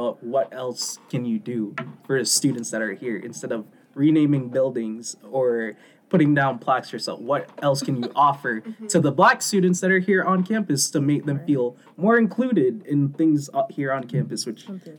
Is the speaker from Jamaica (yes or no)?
yes; Jamaica; No, I can definitely say I agree, because I'm Jamaican. I'm not African-American, but I am a part of the Black community